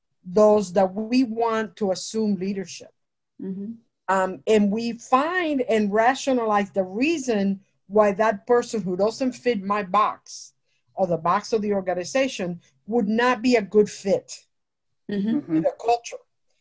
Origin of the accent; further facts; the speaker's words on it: New Jersey, United States; I'm from Jersey.